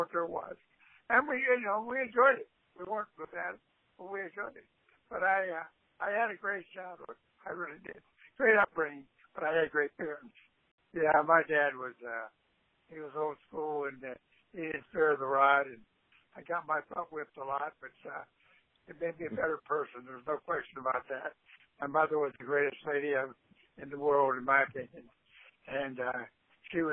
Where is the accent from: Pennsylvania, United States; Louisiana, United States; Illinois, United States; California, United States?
Pennsylvania, United States; Aliquippa; also born or lived in Carnegie, Pennsylvania; I was raised in Aliquippa